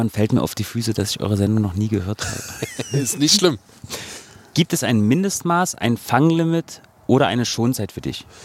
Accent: Potsdam, Brandenburg, Germany; ich bin aus Potsdam, also ich äh, bin Brandenburger.

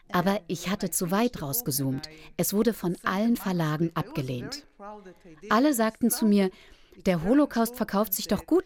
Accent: Israel; born there; Ich bin dagegen in Israel geboren und war mir sicher, dass meine Wurzeln klar dort, an dem einen Ort waren.

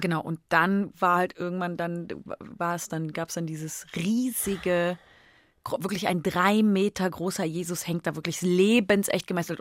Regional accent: Cologne, North Rhine-Westphalia, Germany; accent: Kölsch; meine Sprache meiner Heimat

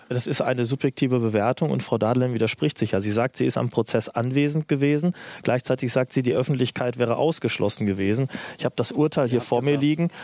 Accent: Germany; als Deutscher

